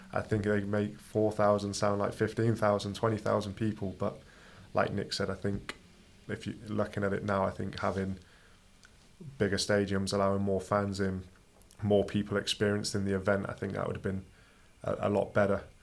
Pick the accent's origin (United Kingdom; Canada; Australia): United Kingdom; Coventry, West Midlands; now in Iceland; I'm from Coventry, a small village outside of there, but yeah, Coventry not too far from Birmingham.